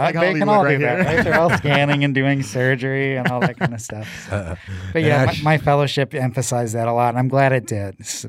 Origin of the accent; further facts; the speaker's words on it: Missouri, United States; moved away as an adult; also born or lived in St. Louis; now in Arizona, United States; So, you know, I'm from the Midwest originally, a little town about an hour south of St. Louis. You know, grew up, spent a lot of time outdoors